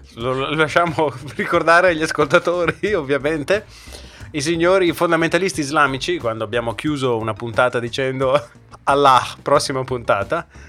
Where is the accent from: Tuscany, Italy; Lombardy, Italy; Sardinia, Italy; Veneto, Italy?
Lombardy, Italy; Brescia; accent: bresciano; ho l'accento bresciano